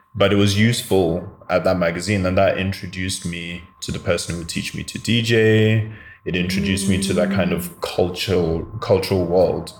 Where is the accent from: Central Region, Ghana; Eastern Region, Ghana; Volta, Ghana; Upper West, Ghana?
Central Region, Ghana; Cape Coast; also born or lived in London, United Kingdom / Koforidua, Ghana; I'm also from Cape Coast because when I first moved to Ghana in 1987, that's where I lived with my grandmother